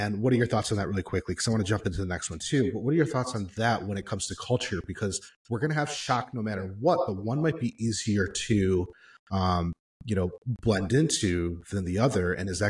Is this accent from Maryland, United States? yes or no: no; Michigan, United States; now in Medellin, Colombia; we're from Michigan